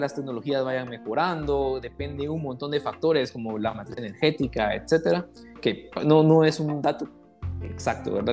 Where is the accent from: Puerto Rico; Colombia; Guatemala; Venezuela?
Guatemala; nosotros en Guatemala